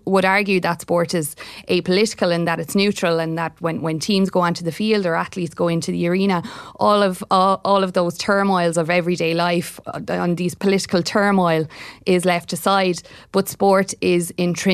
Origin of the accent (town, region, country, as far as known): Ireland